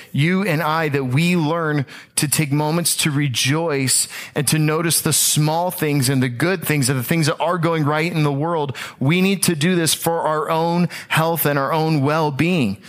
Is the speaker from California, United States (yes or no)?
no; Tampa, Florida, United States; I am from the Tampa Bay area